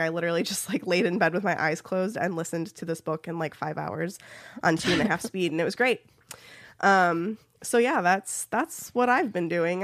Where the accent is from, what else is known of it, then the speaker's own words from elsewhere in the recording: Ohio, United States; accent: Midwestern; I am from Ohio